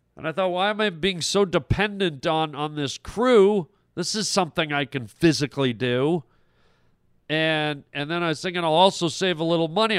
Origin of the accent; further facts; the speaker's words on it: Toronto, Ontario, Canada; I grew up in Toronto